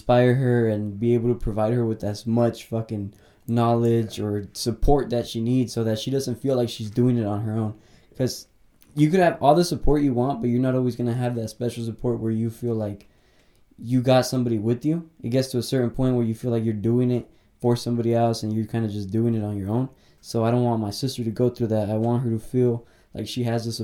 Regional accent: Watsonville, California, United States; I grew up in a small town called Watsonville.

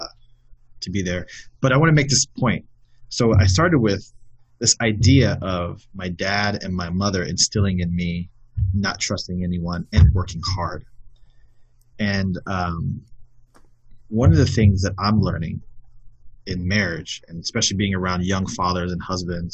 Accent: West Valley, Arizona, United States; also born or lived in South Bend, Indiana; growing up in the West Valley and having friends that had gone to St. Mary's

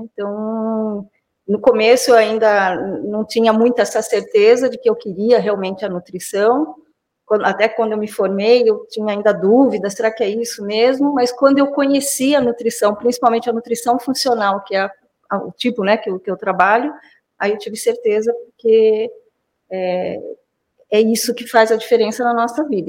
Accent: São Roque, São Paulo, Brazil; also born or lived in Campinas; eu não saí de São Roque, né? Fiquei dire... me formei, morei em Campinas na, na época da graduação e voltei para São Roque.

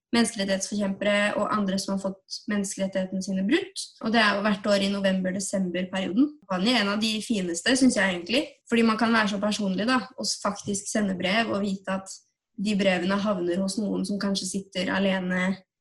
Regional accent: Tønsberg, Vestfold, Norway; moved away as an adult; now in Oslo, Norway; Jeg kommer fra Tønsberg, ikke så langt unna Oslo

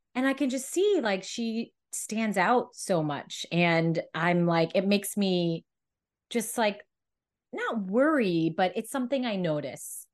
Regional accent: California, United States; I was always growing up in California

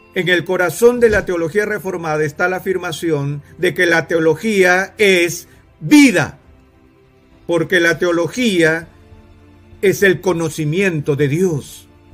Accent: Guatemala; Yo me considero un guatemalteco

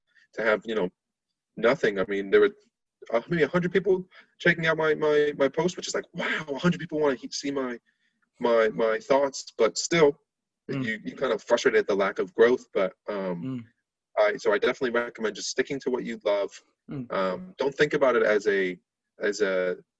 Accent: Barcelona, Catalonia, Spain; moved away as an adult; now in United States; I'm from Spain, lived in Spain most of my life

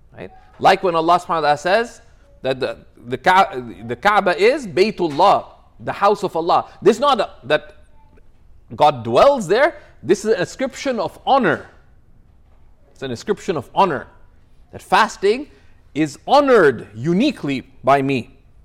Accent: Toronto, Ontario, Canada; I come from Toronto

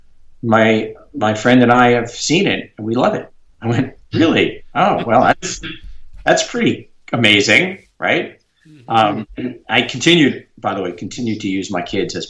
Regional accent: New York, United States; I'm a New Yorker, tried and true

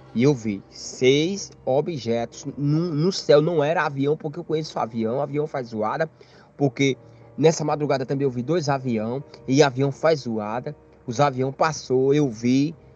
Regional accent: Campina Grande, Paraíba, Brazil; moved away as an adult; sou natural da cidade de Campina Grande, no estado da Paraíba.

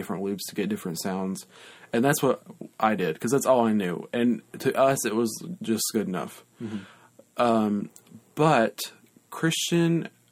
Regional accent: Lafayette, United States; moved away as an adult; now in South Carolina, United States; my hometown, LaFette

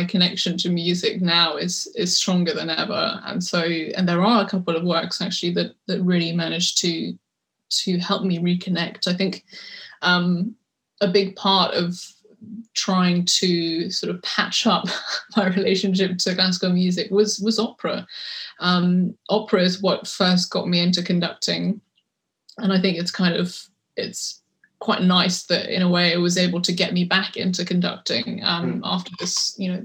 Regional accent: London, United Kingdom; I was born in London, I went to a French school, and I think culturally, you know, I grew up in a very French environment.

